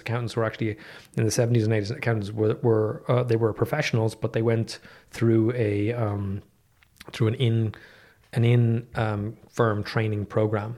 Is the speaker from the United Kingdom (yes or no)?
no; Dublin, Leinster, Ireland; I grew up in Dublin.